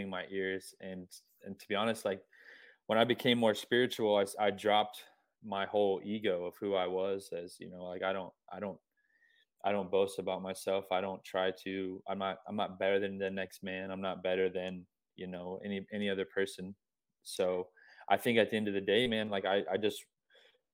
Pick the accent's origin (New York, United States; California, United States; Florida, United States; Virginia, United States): Florida, United States; Gainesville; I grew up in Gainesville